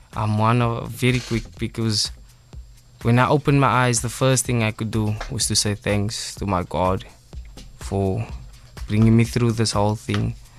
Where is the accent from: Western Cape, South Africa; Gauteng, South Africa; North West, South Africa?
Western Cape, South Africa; Cape Town; Mitchell's Plain. I'm originally from Mitchell's Plain, East Ridge.